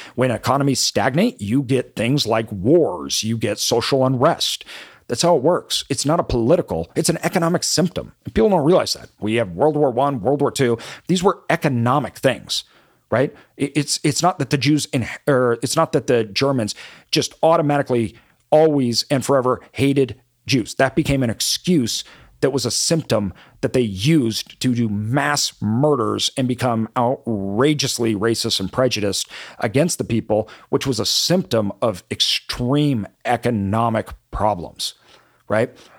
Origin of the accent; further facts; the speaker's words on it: Boise, Idaho, United States; when I grew up in Boise